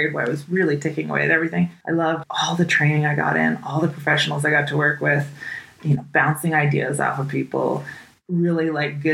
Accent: the West, United States; now in Jackson, Wyoming, United States; Growing up in the West, this area was not foreign to me.

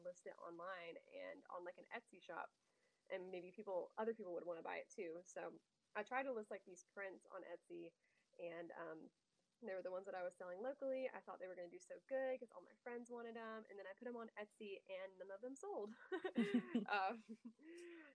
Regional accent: Winston-Salem, North Carolina, United States; moved away as an adult; now in Greenville, United States; I'm originally from Winston-Salem. I live in Greenville now

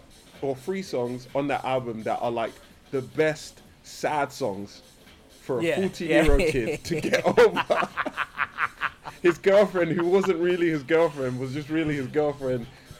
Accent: London, United Kingdom; I'm from Brixton.

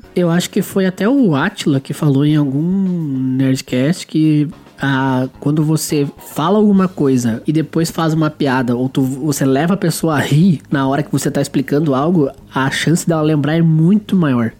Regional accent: Rio Grande do Sul, Brazil

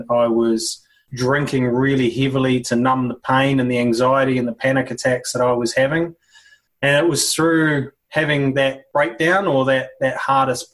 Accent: New Zealand; also born or lived in Sydney, Australia / Singapore / Southeast Asia; now in Brisbane, Australia; Country culture, growing up in New Zealand, rugby culture

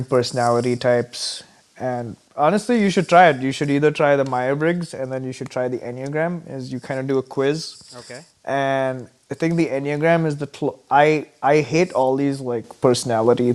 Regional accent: Mumbai, Maharashtra, India; moved away as an adult; now in Minnesota, United States; growing up in India

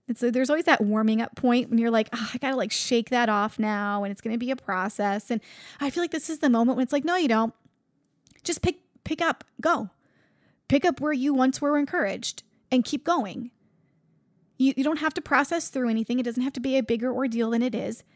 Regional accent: Buffalo, New York, United States; I'm from Buffalo

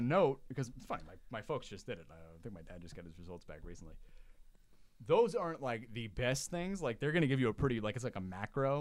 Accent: Long Island, New York, United States; I was raised in Long Island in a very conservative town

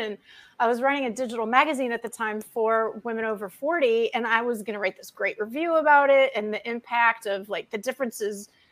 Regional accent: Detroit, Michigan, United States; moved away as an adult; also born or lived in Austin, Texas; growing up in the Motor City

